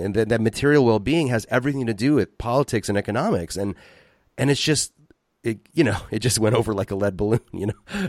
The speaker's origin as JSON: {"language": "English", "region": "West Coast", "country": "United States", "tie": "born or raised there", "also_born_or_lived": "Philadelphia", "moved": "as an adult", "said": "I was raised on the West Coast, and moving to Philadelphia"}